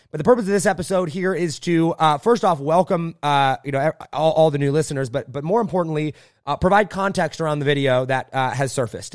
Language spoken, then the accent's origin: English; Indiana, United States; I grew up a farmer in Indiana at eleven years old. Uh, we moved out to Indiana, my family